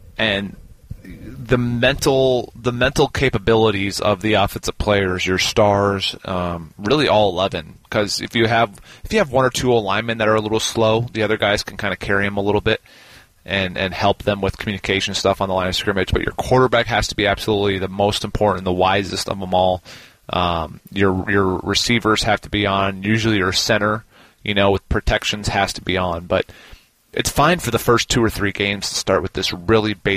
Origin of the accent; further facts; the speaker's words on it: Minnesota, United States; moved away; Growing up in Minnesota